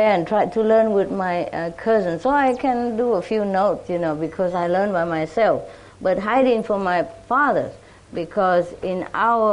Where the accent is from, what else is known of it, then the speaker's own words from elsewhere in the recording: Vietnam; moved away; also born or lived in France; I was born in Vietnam